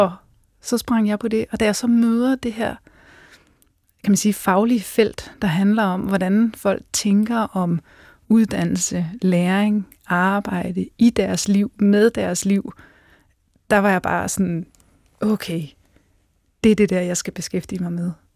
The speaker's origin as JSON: {"language": "Danish", "area": "Central Jutland", "region": "Central Denmark Region", "country": "Denmark", "also_born_or_lived": "Scotland", "said": "jeg er fra Fjendeslev på Midtjylland."}